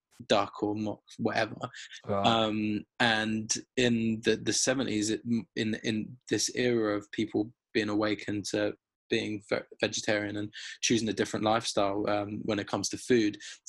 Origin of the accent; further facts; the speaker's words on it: London, United Kingdom; being a Londoner, like, living, growing up in Finsbury Park